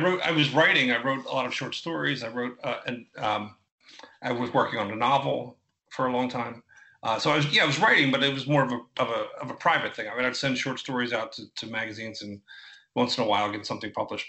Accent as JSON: {"language": "English", "town": "Philadelphia", "region": "Pennsylvania", "country": "United States", "tie": "born or raised there", "said": "I grew up in uh, in Philadelphia, Philadelphia area, just right right outside of uh, West Philadelphia, in like Upper Darby and Havertown area"}